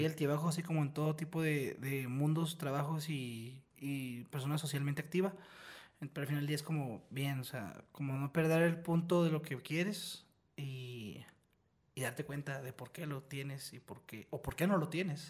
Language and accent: Spanish; Mexico; nosotros los mexicanos o latinos